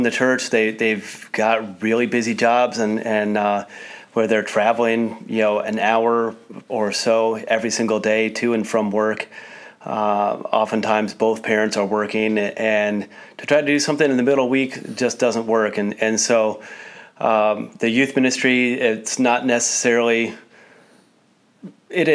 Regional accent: United States; me growing up in the American culture

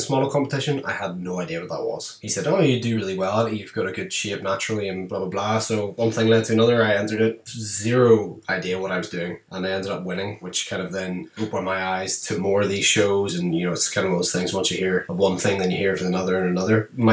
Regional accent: just outside of Belfast, Northern Ireland, United Kingdom; I'm from Northern Ireland, just outside of Belfast.

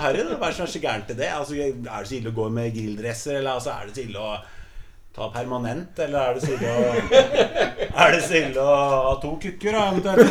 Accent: Sande, Vestfold, Norway; vi er fra Sande

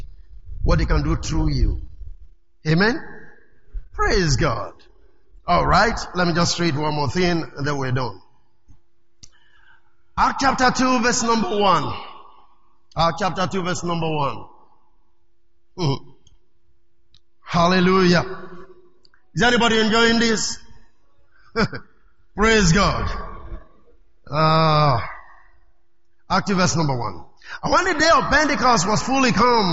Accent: Delta, Nigeria; I'm from Delta State. So, I'm an Issoko tribe.

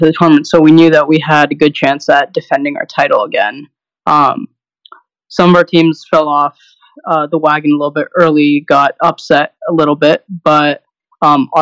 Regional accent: California, United States; moved away as an adult; I'm originally from California

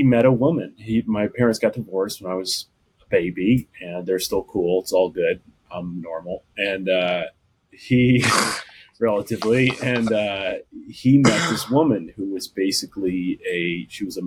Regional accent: Texas, United States; I grew up in Texas. I'm in Austin now

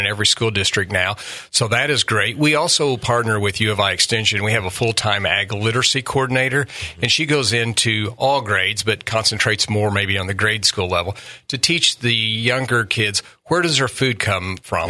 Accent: Southern Illinois, United States; moved away as an adult; now in Quincy, United States; I grew up in Southern Illinois

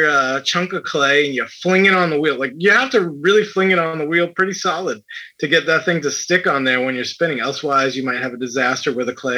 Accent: New Bedford, Massachusetts, United States; I'm from New Bedford, which is a very big Portuguese population in Massachusetts

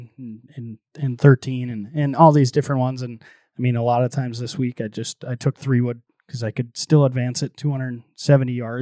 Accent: Fargo, North Dakota, United States; I grew up around Fargo Country Club

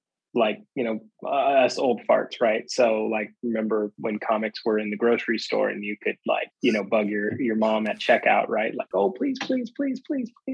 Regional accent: California, United States; now in Washington, DC, United States; I live in DC. I was originally from California, but I live in DC

